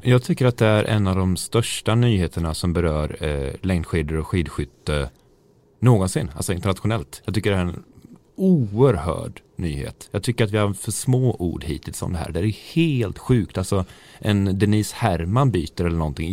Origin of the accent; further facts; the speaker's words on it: Sweden; jag var liksom enda svensk